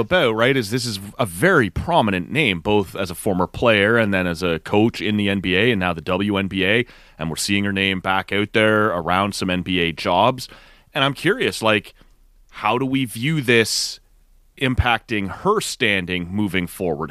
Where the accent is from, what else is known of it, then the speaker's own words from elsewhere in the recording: Canada; as a Canadian fan